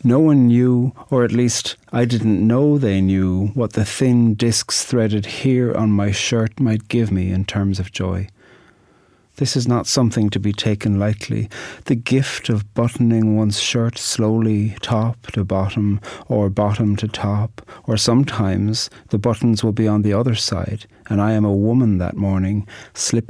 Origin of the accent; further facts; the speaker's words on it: Ireland; I'm an Irish poet